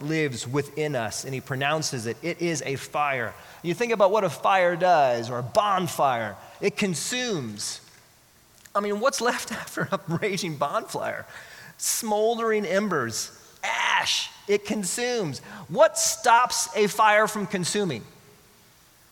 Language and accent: English; Oklahoma, United States; now in Texas, United States; I'm from Oklahoma, so I went to Oklahoma.